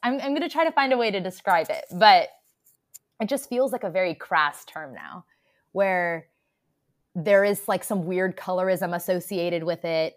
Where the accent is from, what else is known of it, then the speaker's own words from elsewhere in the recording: United States; I'm an Indian American